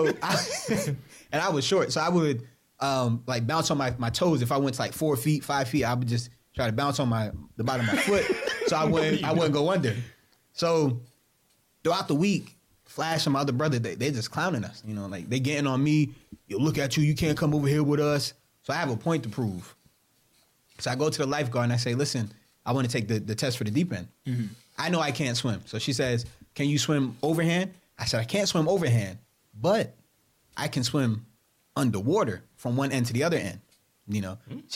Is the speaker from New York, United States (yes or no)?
yes; New York, United States; We're from New York.